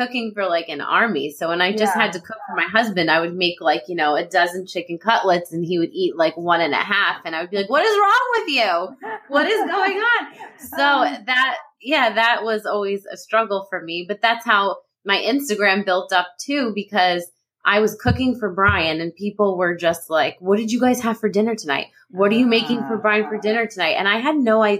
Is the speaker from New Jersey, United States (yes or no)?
yes; New Jersey, United States; I'm a Jersey girl through and through, North Jersey.